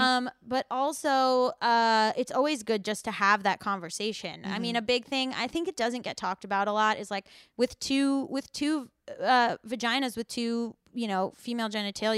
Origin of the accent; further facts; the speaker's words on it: Florida, United States; I did private school in Florida